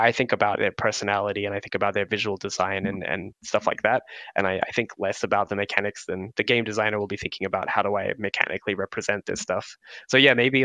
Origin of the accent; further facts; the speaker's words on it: Australia; I'm from Australia